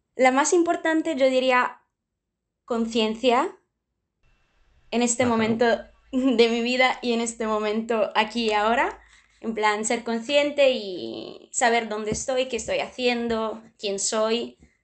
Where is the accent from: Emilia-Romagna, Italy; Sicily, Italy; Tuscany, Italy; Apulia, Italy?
Apulia, Italy; Spanish is a second language; moved away as an adult; also born or lived in Germany; now in Spain; sí, que nací en Alemania, pero a los seis meses me, fui a Italia con mis papás. Y soy de la parte del sur de Italia, del tacón de la bota, Puglia